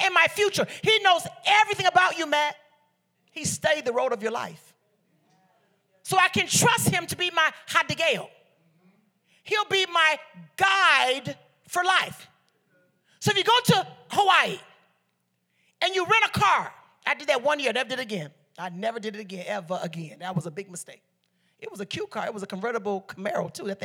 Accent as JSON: {"language": "English", "country": "Liberia", "said": "I'm Liberian from the Bassa tribe"}